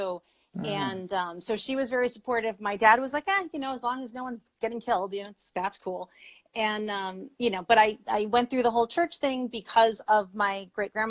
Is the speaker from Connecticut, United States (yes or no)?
yes; Connecticut, United States; I grew up in Connecticut, so I grew up in New England.